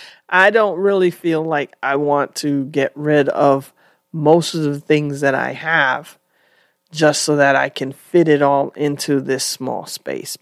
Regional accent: New York City, New York, United States; I grew up in New York, And we didn't live in a tiny apartment. We were in the Bronx

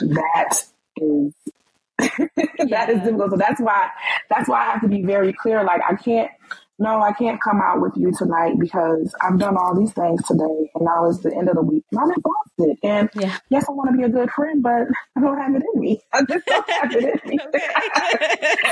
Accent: New York, United States; moved away as an adult; also born or lived in Washington, D.C.; now in Maryland, United States; we're from New York. You don't live in New York anymore. I don't live in New York anymore. I live in Maryland

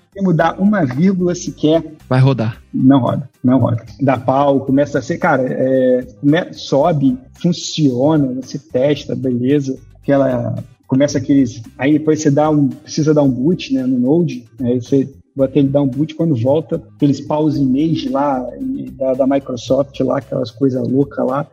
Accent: Niterói, Rio de Janeiro, Brazil; moved away as an adult; now in Blumenau, Brazil; Carioca não, sou de Niterói, né? Na verdade, no Rio de Janeiro.

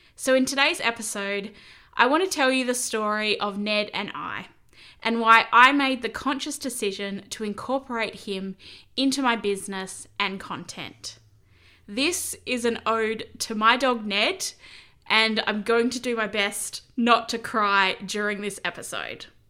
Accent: Corrigin, Western Australia, Australia; moved away; I'd been living in my hometown of Corigen for about seven years

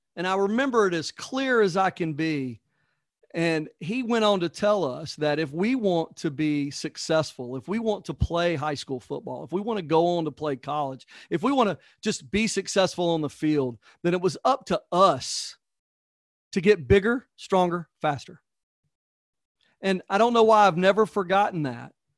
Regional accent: Georgia, United States; I'm from Georgia

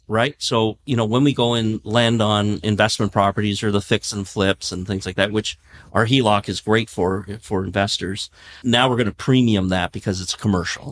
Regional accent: Canada; we're Canadian

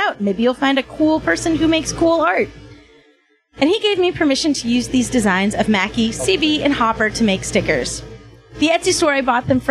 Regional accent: United States; I'm American

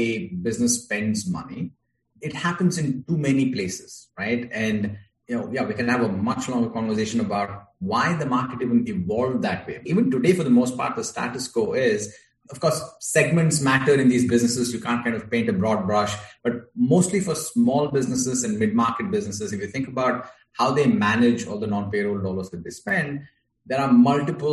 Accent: India; moved away as an adult; now in United States; I'm originally from India, grew up there, and I moved to the US in 2009

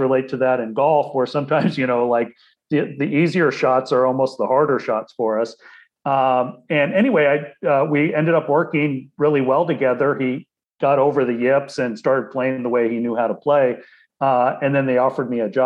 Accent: Portland, Oregon, United States; I grew up in Portland, Oregon

